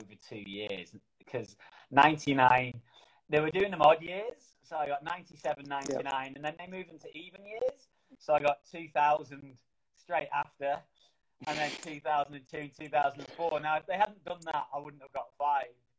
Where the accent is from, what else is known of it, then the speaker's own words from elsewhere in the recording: Manchester, North West England, United Kingdom; in Manchester, my hometown.